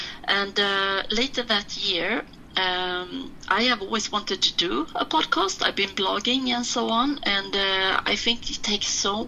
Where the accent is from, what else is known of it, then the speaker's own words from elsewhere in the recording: Malmö, Skåne, Sweden; now in Stockholm, Sweden; That's actually my hometown, Malmo.